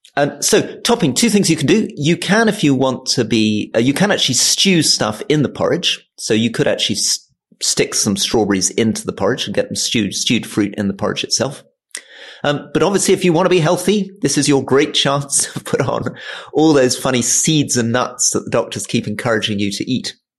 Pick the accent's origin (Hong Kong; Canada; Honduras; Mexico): Hong Kong; I was born in Hong Kong